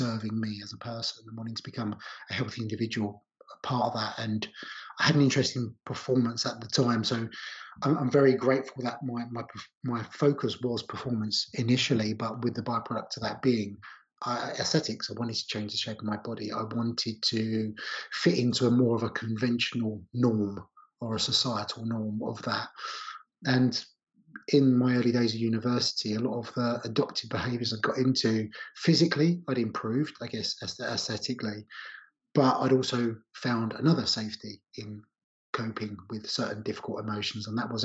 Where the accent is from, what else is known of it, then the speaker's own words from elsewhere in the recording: Essex, East of England, United Kingdom; I grew up in Essex on the outskirts of London.